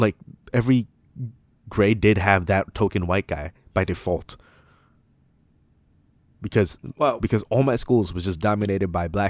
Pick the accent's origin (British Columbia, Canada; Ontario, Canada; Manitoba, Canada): Ontario, Canada; Toronto; So, I grew up in Toronto all my life, right? I never moved once, as far as I know.